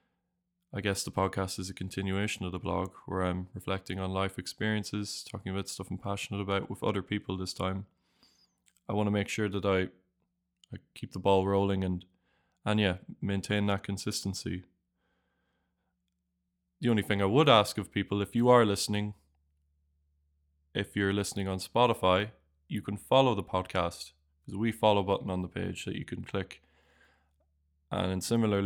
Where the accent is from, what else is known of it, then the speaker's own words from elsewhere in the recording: Ireland; moved away as an adult; now in Draguignan, France; I'm originally from Ireland